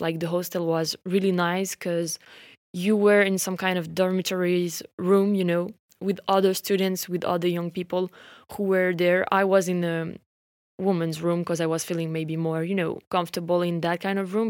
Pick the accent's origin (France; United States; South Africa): France; accent: French; English is a second language